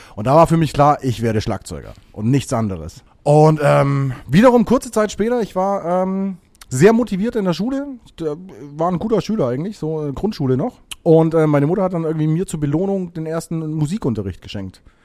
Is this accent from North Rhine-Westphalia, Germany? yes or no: no; Bavaria, Germany; Ich komme eigentlich aus Bayern